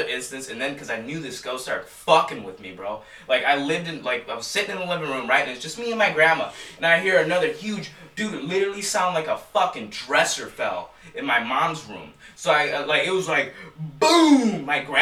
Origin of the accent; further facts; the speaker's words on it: Chicago, Illinois, United States; moved away; I'm still fresh from Chicago